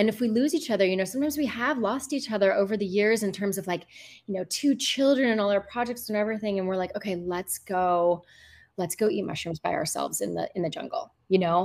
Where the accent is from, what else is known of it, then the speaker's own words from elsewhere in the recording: United States; moved away as an adult; now in Costa Rica; I'm American